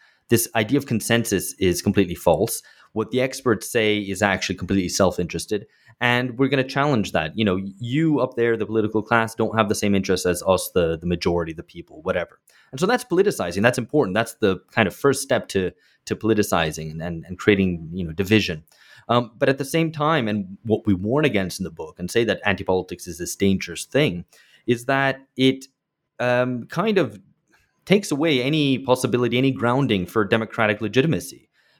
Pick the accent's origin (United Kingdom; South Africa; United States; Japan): United Kingdom; And I grew up in Britain then.